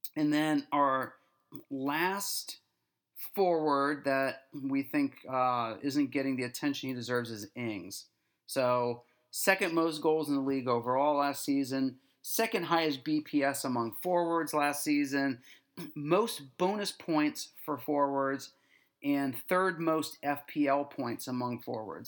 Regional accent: United States; especially as an American

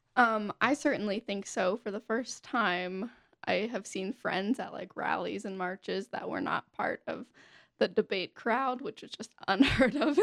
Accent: Pennsylvania, United States; also born or lived in Florida; now in Utah, United States; I was born in Pennsylvania

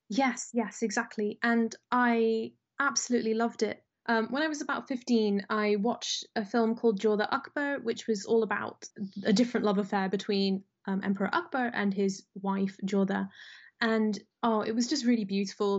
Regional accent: United Kingdom; I was born in Britain and raised in Britain

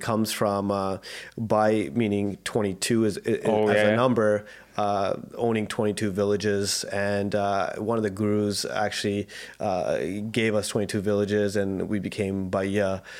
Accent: Vancouver, British Columbia, Canada; I grew up in born and raised in South Vancouver. Yeah, I have two younger sisters. They're 7 and 8 years apart from me. I've been having a great life in South Van.

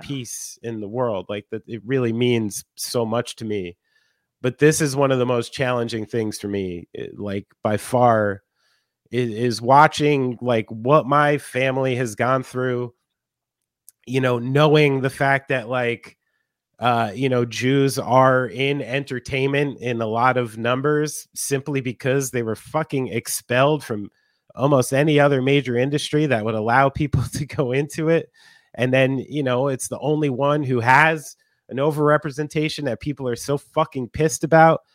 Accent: New Jersey, United States; someone from New Jersey

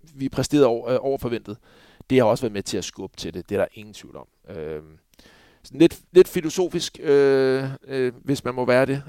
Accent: Copenhagen, Capital Region of Denmark, Denmark; moved away as an adult; jeg var københavner

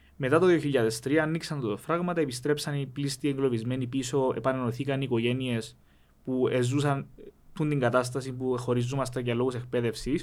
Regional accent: Rizokarpaso, Famagusta District, Cyprus; όταν γεννηθήκαμε στο Ριζοκάρπα, όταν γεννηθήκαμε μετά τον πόλεμο

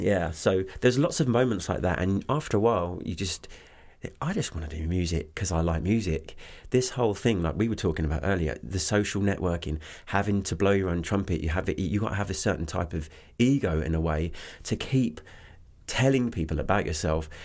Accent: Canterbury, South East England, United Kingdom; moved away as an adult; also born or lived in Los Angeles; I was born in, um, uh, Canterbury Hospital

